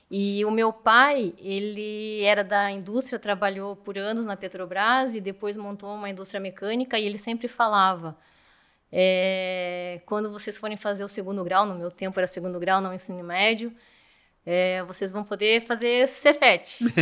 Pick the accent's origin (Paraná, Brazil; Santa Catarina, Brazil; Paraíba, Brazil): Paraná, Brazil; Curitiba; eu sou de Curitiba